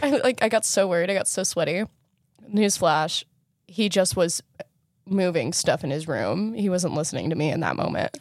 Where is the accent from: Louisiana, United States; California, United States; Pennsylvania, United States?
California, United States; Southern; we're Southern Californian.